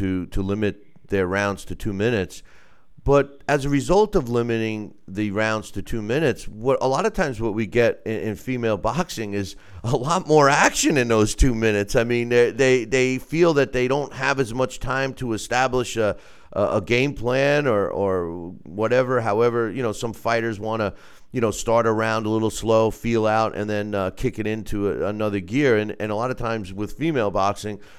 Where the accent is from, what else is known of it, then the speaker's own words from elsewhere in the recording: New York, United States; my home state of New York